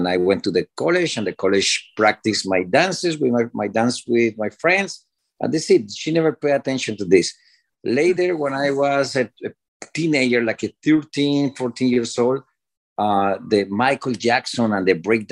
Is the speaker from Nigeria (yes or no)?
no; Cali, Valle del Cauca, Colombia; English is a second language; moved away as an adult; also born or lived in Miami; now in United States; my city, Cali, Colombia. I'm from Colombia